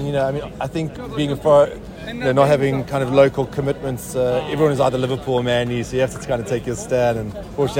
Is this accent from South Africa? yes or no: yes; South Africa; now in London, United Kingdom; London as well, originally South Africa.